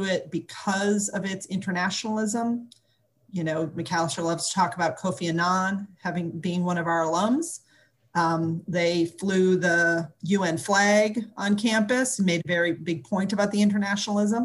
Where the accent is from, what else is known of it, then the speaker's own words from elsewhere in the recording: Arden Hills, Minnesota, United States; moved away as an adult; now in Memphis, United States; I grew up just outside of St. Paul, Minnesota, in Arden Hills, Minnesota